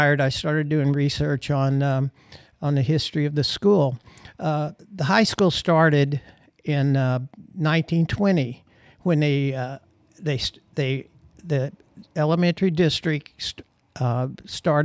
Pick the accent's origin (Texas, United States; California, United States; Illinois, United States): Illinois, United States; Cottage Hills; I grew up in Cottage Hills, across the tracks